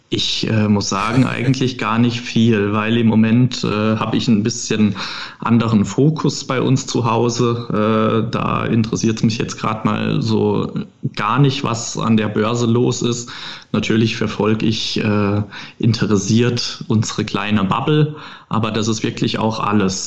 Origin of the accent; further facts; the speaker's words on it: Rhineland-Palatinate, Germany; bei uns im Pfälzischen